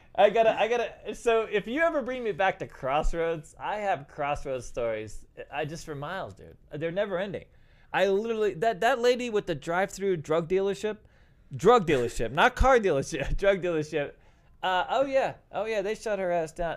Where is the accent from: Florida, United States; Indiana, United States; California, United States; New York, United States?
New York, United States; I'm from New York